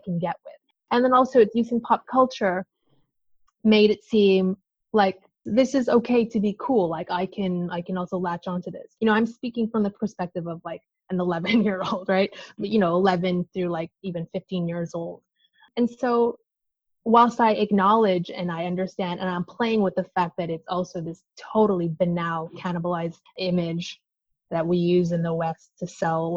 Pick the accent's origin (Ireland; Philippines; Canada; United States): Canada; as a young person growing up in Canada